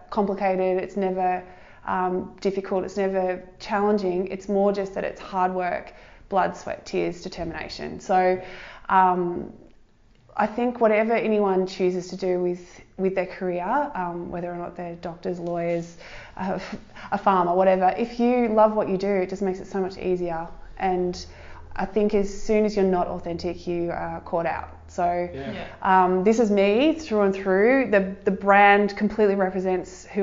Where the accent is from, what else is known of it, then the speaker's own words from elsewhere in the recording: Surf Coast, Victoria, Australia; Surf Coast. I have lived here my whole life. I lived in Bowen, I'm from Bowen Heads originally